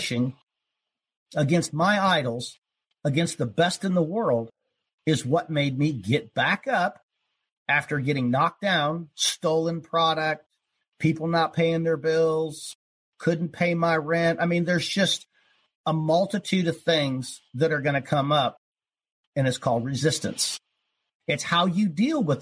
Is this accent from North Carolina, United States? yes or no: no; Ohio, United States; I was born in Ohio, you know, spent a lot of time in the country, in the woods, and fishing and hunting